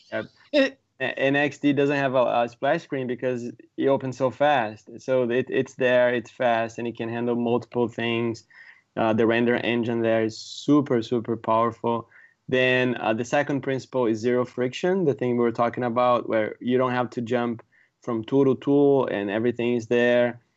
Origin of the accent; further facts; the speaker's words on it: Brazil; moved away as an adult; also born or lived in San Diego; now in San Francisco, United States; I'm from Brazil originally